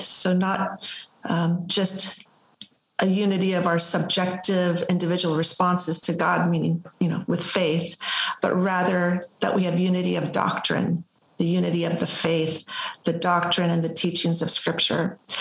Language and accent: English; Los Angeles, California, United States; now in Spring, United States; I'm originally from the Los Angeles area, and we now live in Spring, Texas